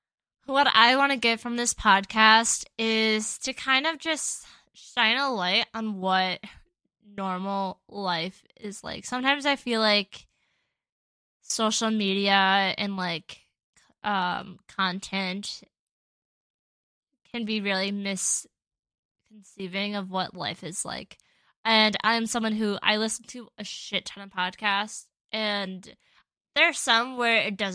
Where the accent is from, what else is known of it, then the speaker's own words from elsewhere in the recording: Midwest, United States; we are normal people from the Midwest having normal jobs